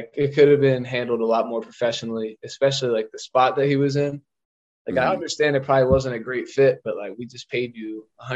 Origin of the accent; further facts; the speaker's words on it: Collegeville, Pennsylvania, United States; I'm from Collegeville, Pennsylvania. It's like a suburb outside of Philadelphia, about 30 minutes from Philly. So I'm a Philly guy through and through, like born here, raised here